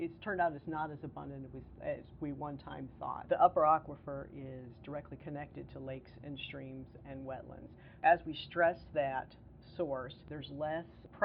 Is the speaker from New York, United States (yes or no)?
no; Chicago, Illinois, United States; now in Florida, United States; I'm actually from the Chicago area